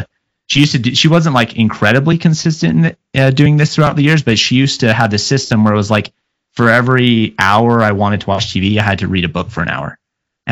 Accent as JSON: {"language": "English", "town": "Mesa", "region": "Arizona", "country": "United States", "tie": "born or raised there", "also_born_or_lived": "Gilbert, Arizona", "said": "I grew up in Mesa, Arizona, until I was about 12. And then I moved kind of to a more, what was then rural Gilbert, Arizona"}